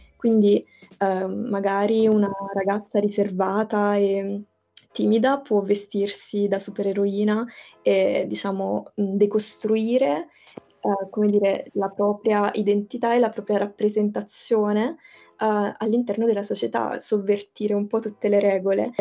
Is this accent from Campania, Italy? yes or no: yes; province of Naples, Campania, Italy; io appunto sono della, vengo dalla provincia di Napoli